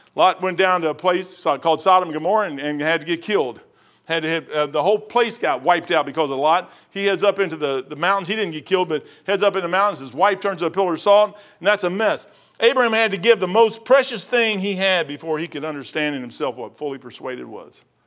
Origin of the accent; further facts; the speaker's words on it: Kentucky, United States; I was born and raised in Kentucky